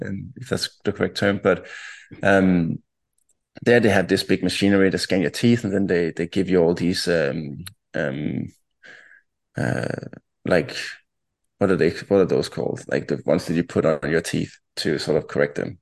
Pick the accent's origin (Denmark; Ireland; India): Denmark; town about 20 km north of Copenhagen, Capital Region of Denmark; also born or lived in Ohio, United States; twenty kilometers outside or north of, of Copenhagen. Um, and I grew up there, spent most of my childhood there, and also my teenage years.